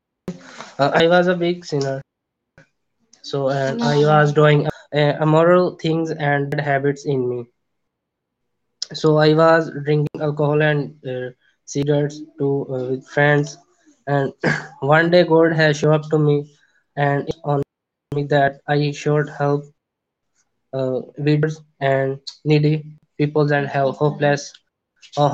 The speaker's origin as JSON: {"language": "English", "region": "Punjab", "country": "Pakistan", "said": "I'm from Punjab, Pakistan."}